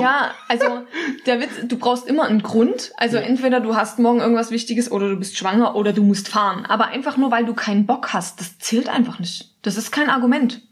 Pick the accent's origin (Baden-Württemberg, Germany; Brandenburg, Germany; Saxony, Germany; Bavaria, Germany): Saxony, Germany; Dresden; Ich komme ja aus Dresden